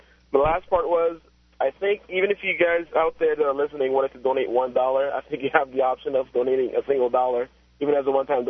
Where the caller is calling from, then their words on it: Miami, Florida, United States; I'm calling you from Miami